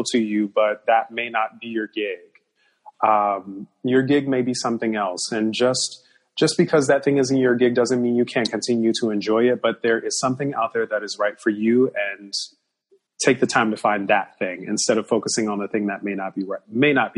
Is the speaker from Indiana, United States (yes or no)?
yes; Gary, Indiana, United States; moved away; also born or lived in Chicago, Illinois; my hometown of Chicago. Well, Gary, Indiana